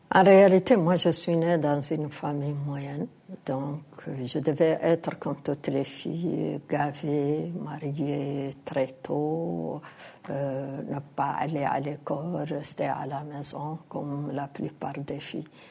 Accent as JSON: {"language": "French", "country": "Mauritania", "said": "en tant qu'Africaine, en tant que Mauritanienne"}